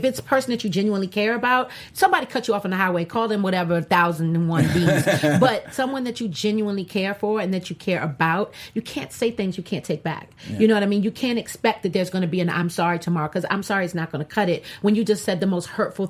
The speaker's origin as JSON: {"language": "English", "region": "Louisiana", "country": "United States", "said": "I'm from Louisiana."}